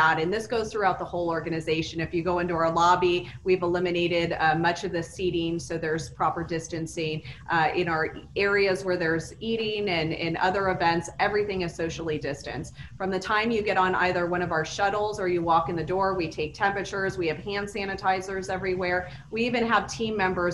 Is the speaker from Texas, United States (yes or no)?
no; Las Vegas, Nevada, United States; I grew up in Vegas. I've been here since I was five.